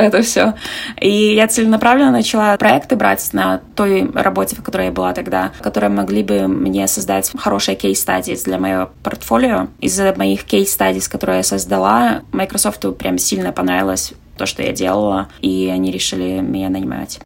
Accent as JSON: {"language": "Russian", "town": "Navahrudak", "region": "Grodno Region", "country": "Belarus", "moved": "as an adult", "lives_now": "San Francisco, United States", "said": "я из Беларуси Беларуси, с маленького города Новогрудок"}